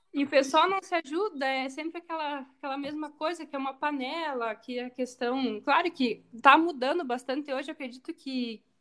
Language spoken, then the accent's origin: Portuguese; Rio Grande do Sul, Brazil; é o gaúcho, é nós